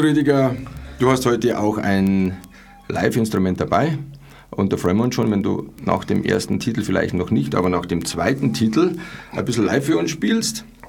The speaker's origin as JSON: {"language": "German", "town": "Munich", "region": "Bavaria", "country": "Germany", "tie": "born or raised there", "said": "ich bin eigentlich in Pasing aufgewachsen"}